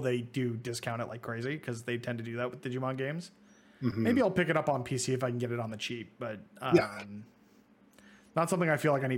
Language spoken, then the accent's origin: English; Toronto, Ontario, Canada; being Canadian. We're both Toronto boys